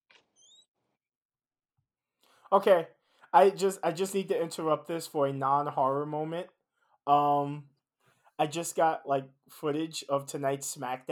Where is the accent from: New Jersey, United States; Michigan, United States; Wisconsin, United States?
New Jersey, United States; Paterson; That was filmed in my hometown. Patterson, New Jersey.